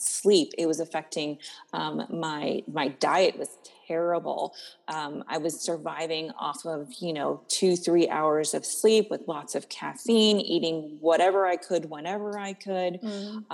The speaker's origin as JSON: {"language": "English", "region": "East Coast", "country": "United States", "moved": "yes", "lives_now": "Apple Valley, United States", "said": "I am originally from the East Coast"}